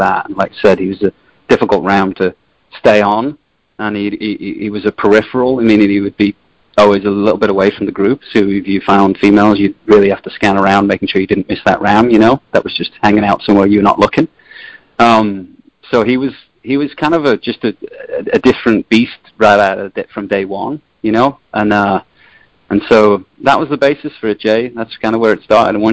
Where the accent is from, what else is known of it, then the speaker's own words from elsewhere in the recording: Liverpool, North West England, United Kingdom; now in United States; I'm from Liverpool, England, so the northwest coast